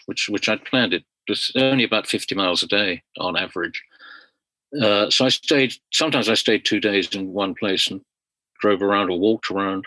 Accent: London, United Kingdom; I was from London, England

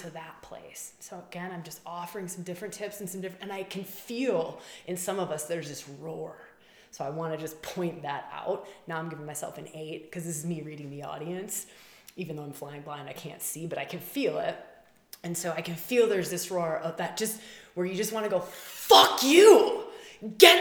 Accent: Wisconsin, United States; moved away; also born or lived in Australia; I grew up in Wisconsin, cheesehead, Packer fan

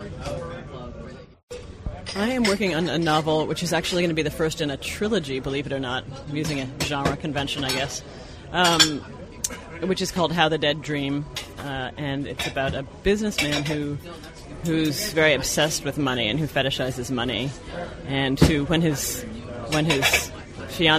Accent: Toronto, Ontario, Canada; moved away as an adult; also born or lived in Boston; I was born in Boston, but I grew up in Toronto from when I was like 2 to when I went off to college

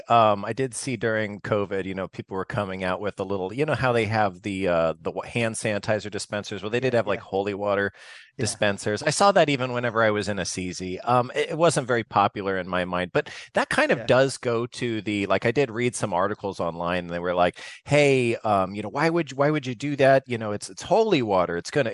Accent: Arizona, United States; I grew up in Southern Arizona

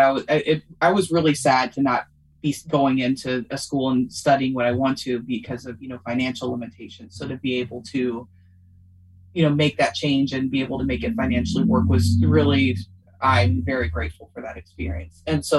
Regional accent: Louisville, Kentucky, United States; Louisville, Kentucky.

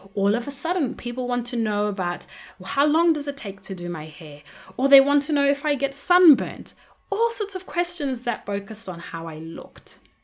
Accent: Zimbabwe; When I was growing up in Zimbabwe, I was surrounded by many different people, but mainly people who looked like me

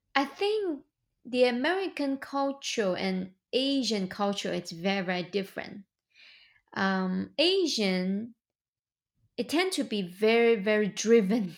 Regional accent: China; moved away as an adult; now in United States; I was born and raised in China. I came to the United States two thousand nine.

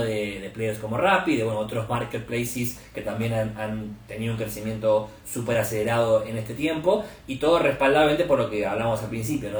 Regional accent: Argentina; also born or lived in Buenos Aires; por si mi acento no lo, no lo delata, soy argentino, estoy basado en Buenos Aires, donde vivo

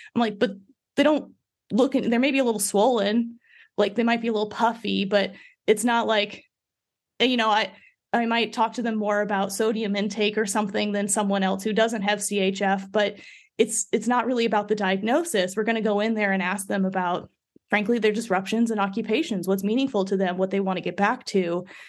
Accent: Midwest, United States; I grew up in the Midwest

